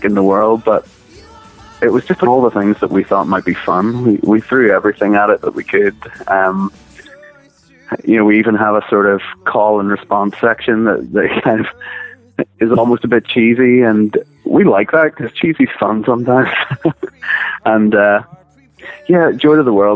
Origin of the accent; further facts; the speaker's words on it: Northern Ireland, United Kingdom; it being Northern Irish as well, which is obviously where we're from